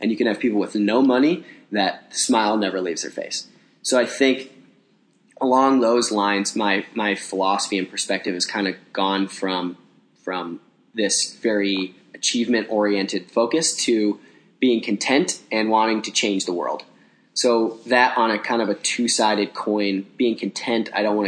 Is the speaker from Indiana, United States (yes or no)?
no; Cincinnati, Ohio, United States; moved away as an adult; now in Chicago, United States; I grew up in Cincinnati, Bengals and Reds fan, and then moved to Chicago